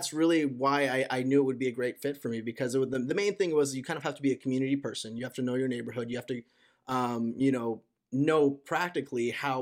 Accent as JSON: {"language": "English", "town": "Torrance", "region": "California", "country": "United States", "tie": "born or raised there", "said": "I grew up in Torrance, California"}